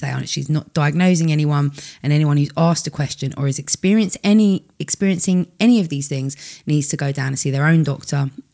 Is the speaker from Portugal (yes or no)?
no; United Kingdom; we're so British